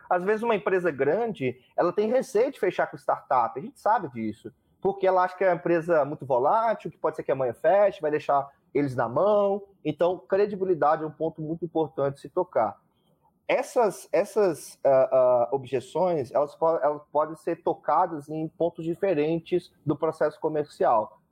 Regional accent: Brazil; eu sou brasileiro

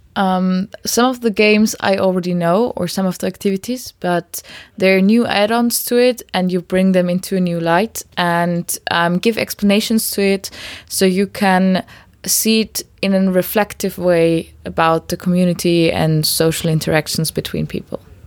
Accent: Austria; I'm from Austria

